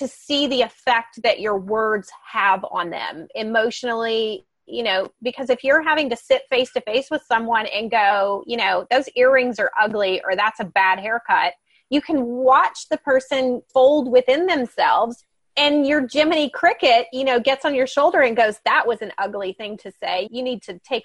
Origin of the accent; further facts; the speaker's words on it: Georgia, United States; I was born in Georgia